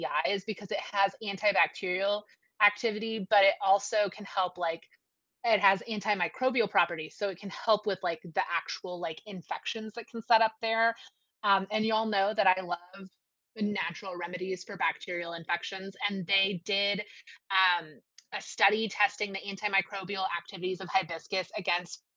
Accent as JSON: {"language": "English", "region": "the South", "country": "United States", "said": "we're from the South."}